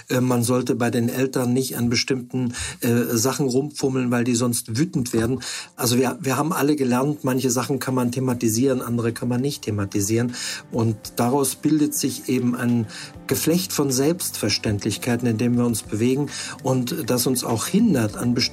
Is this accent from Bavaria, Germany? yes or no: no; Freiburg, Baden-Württemberg, Germany; also born or lived in Hamburg; now in Stendal, Germany; Ich bin in Freiburg aufgewachsen, habe an verschiedenen Orten studiert, lange in Hamburg gelebt und jetzt seit zehn Jahren in Stendal.